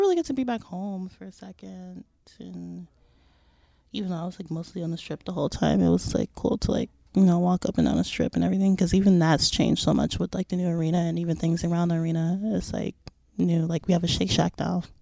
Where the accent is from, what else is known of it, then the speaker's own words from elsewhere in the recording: Las Vegas, Nevada, United States; moved away as an adult; now in New York, United States; growing up in Vegas